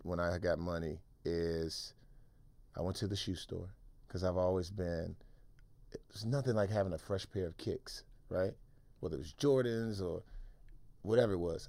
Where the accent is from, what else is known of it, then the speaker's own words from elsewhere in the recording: Washington, District of Columbia, United States; moved away as an adult; also born or lived in Maryland / San Francisco; I grew up in Washington, D C